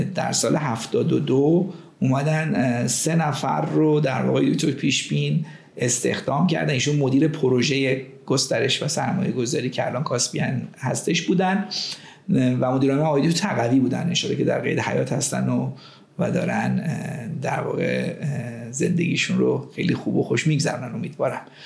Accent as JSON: {"language": "Persian", "town": "Tehran", "region": "Tehran Province", "country": "Iran", "tie": "born or raised there", "moved": "as an adult", "said": "در همین محله فاطمی به دنیا اومدم و دوره دبستانم رو در مدرسه ایران جهانبانی گذروندم"}